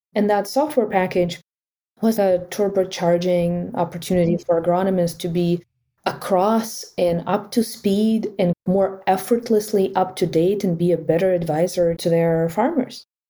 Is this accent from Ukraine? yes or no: yes; Ukraine; moved away; I was born in Ukraine